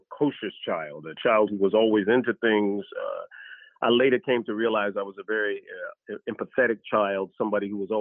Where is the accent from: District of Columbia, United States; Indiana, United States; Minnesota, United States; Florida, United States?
District of Columbia, United States; Washington; I was in D.C.